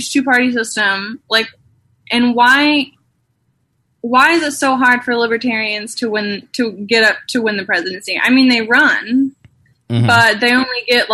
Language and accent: English; St. Louis, Missouri, United States; I'm originally from Missouri, St. Louis, Missouri. Kind of. I grew up in St. Louis, but I went to high school in a really small town south of St. Louis.